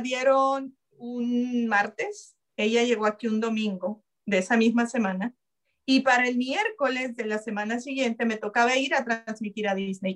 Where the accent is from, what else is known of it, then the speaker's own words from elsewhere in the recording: El Salvador; now in United States; yo quiero ir a El Salvador, quiero llegar allá, quiero... Lo primero, ya le dije a mi hermano, es del camino del aeropuerto a donde vive mi, mamá ahora, en medio, en esa carretera está donde yo nací